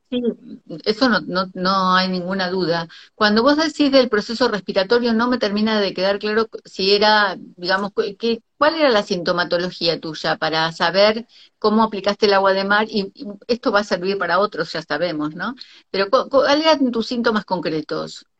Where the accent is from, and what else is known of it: Argentina; also born or lived in Costa Rica